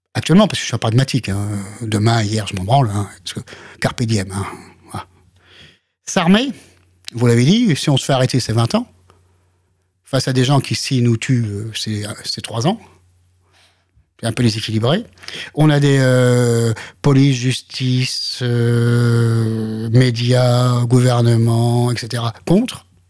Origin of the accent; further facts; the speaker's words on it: France; je suis français